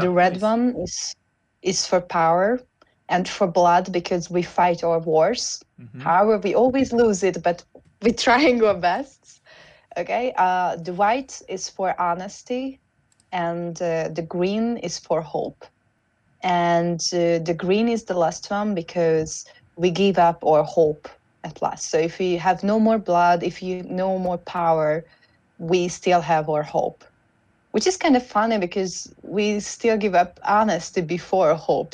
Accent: Hungary; first language Hungarian; English is a second language; I'm a Hungarian

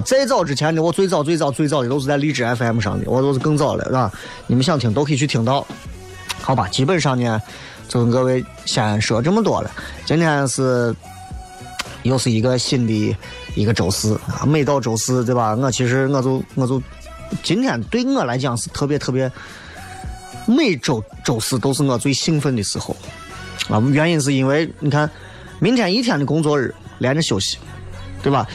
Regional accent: Xi'an, Shaanxi, China; 咱毕竟是新安人

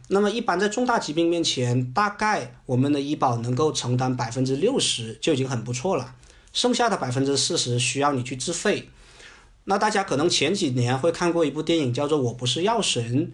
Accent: China; 我们中国人比较喜欢的这种返还型的保险

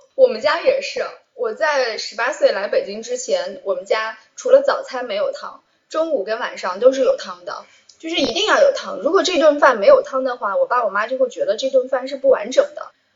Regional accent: southern China, China; now in Beijing, China; 我是南方人

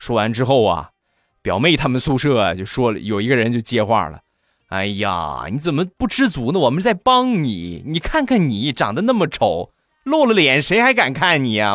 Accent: China; 咱们都是中国的孩子

